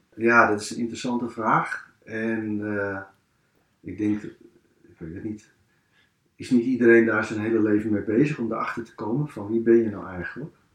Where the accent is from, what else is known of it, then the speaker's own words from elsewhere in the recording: Amsterdam, North Holland, Netherlands; in de kinkerbuurt waar ik ben opgegroeid